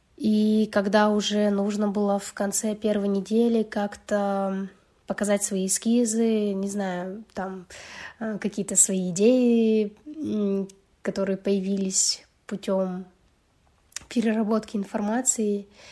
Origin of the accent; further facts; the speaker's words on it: Yekaterinburg, Sverdlovsk Oblast, Russia; я художница из Екатеринбурга